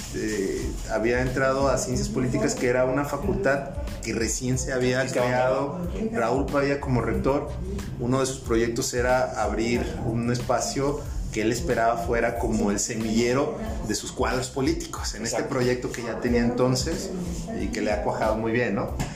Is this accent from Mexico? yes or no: yes; Zapopan, Jalisco, Mexico; yo soy orgullosamente de la experiencia Zapopa